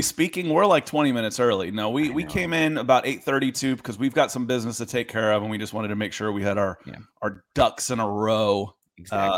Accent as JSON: {"language": "English", "town": "Atlanta", "region": "Georgia", "country": "United States", "tie": "born or raised there", "said": "growing up in Atlanta and being in Atlanta"}